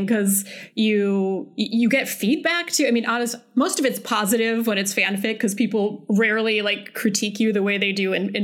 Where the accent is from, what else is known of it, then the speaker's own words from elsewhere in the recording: Wisconsin, United States; I grew up in Wisconsin